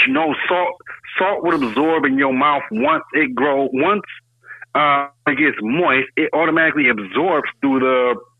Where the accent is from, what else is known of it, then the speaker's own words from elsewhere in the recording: Detroit, Michigan, United States; we're from Detroit